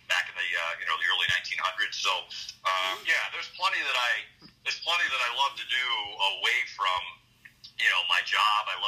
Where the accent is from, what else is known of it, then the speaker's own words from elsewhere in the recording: New England, United States; also born or lived in Boston; now in Las Vegas, United States; growing up in New England and spending so much time in Boston.